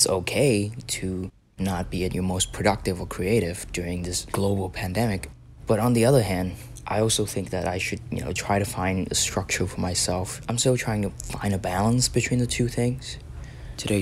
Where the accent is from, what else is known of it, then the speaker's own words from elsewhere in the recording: Vietnam; now in Philadelphia, United States; I'm from Vietnam